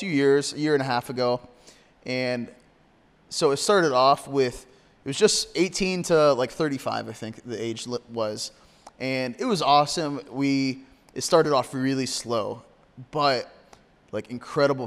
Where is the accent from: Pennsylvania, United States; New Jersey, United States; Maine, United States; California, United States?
Pennsylvania, United States; Corry; here in my hometown